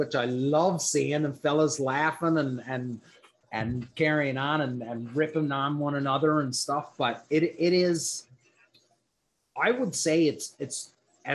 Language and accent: English; Newfoundland and Labrador, Canada; I was from Newfoundland